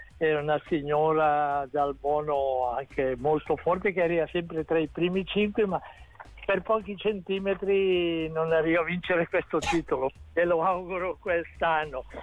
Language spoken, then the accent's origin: Italian; Ascona, Ticino, Switzerland; sono di Ascona